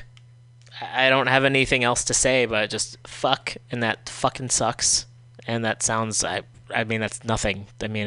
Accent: United States; as an American

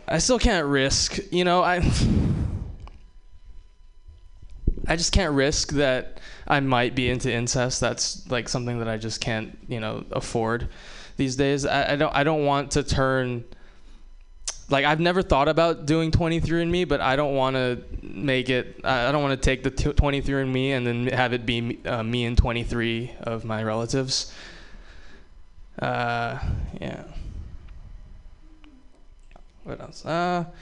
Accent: Hawaii, United States; moved away; I'm also from Hawaii, which means I have a lot of mixed feelings about Pearl Harbor. Yeah. No. I love Hawaii. You know, when you grow up in Hawaii

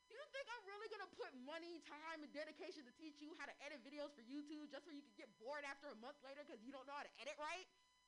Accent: San Francisco, California, United States; So I am born and raised in San Francisco. I know it's such a rarity. We're so rare. I like to call San Francisco natives unicorns

